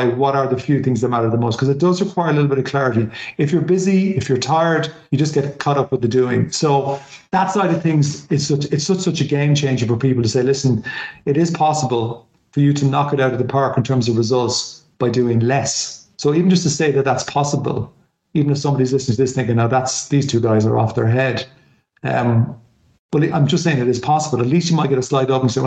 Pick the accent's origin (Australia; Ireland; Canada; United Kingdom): Ireland; as an Irish person